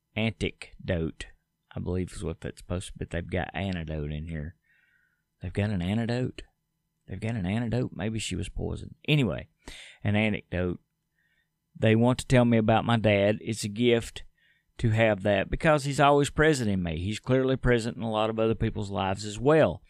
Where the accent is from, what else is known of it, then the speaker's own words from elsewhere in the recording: United States; As an American